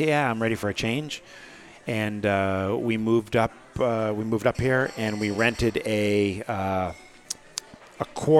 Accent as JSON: {"language": "English", "town": "Portsmouth", "region": "New Hampshire", "country": "United States", "tie": "born or raised there", "said": "Growing up in Portsmouth, New Hampshire, I really liked Portsmouth."}